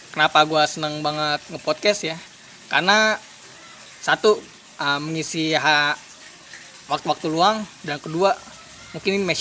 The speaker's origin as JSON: {"language": "Indonesian", "town": "Tangerang", "region": "Banten", "country": "Indonesia", "tie": "born or raised there", "said": "gue lahir di Tangerang dan gue juga tinggal di Tangerang juga"}